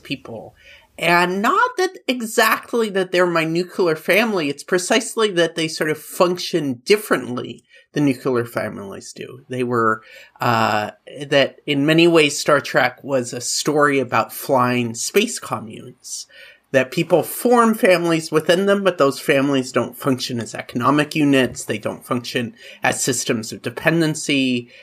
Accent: Oregon, United States; I was growing up in Oregon

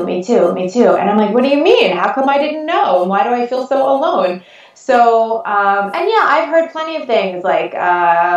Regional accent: North Shore of Long Island, New York, United States; accent: Long Island; I'm born and raised in New York

